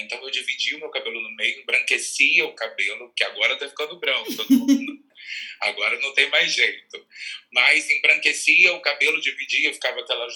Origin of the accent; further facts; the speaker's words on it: Rua do Gás, next to the Goytacaz field, Rio de Janeiro, Brazil; eu sou nascido e criado na Rua do Gás